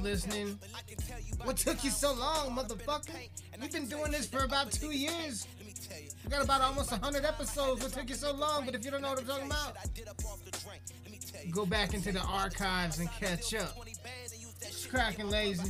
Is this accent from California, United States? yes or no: no; Colorado, United States; I am from Colorado